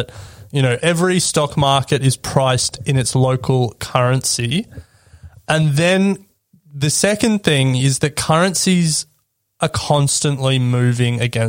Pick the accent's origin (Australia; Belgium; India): Australia; as an Australian